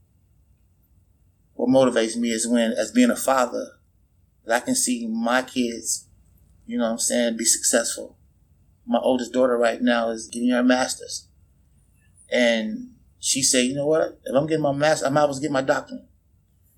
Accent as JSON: {"language": "English", "town": "Chicago", "region": "Illinois", "country": "United States", "tie": "born or raised there", "moved": "yes", "lives_now": "Des Moines, United States", "said": "Grew up in the South Side of Chicago"}